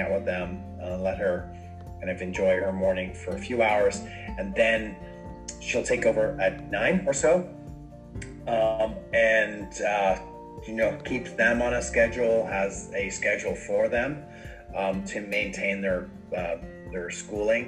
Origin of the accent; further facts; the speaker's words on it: Dublin, Leinster, Ireland; moved away; I'm originally from Dublin, Ireland